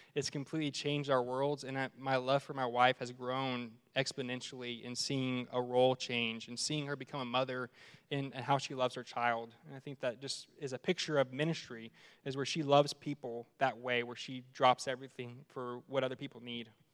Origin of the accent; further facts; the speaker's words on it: Arlington, Texas, United States; moved away as an adult; now in Amarillo, United States; I'm from Dallas Fort Worth area, and um, been in ministry for 12 years and privilege of serving in uh, the church I grew up in in uh, Arlington, Texas